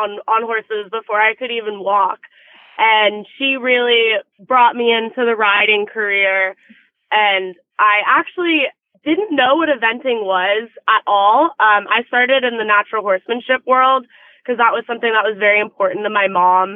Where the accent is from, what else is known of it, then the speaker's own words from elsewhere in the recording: Naples, Florida, United States; I grew up in Naples, Florida with my mom with her equestrian program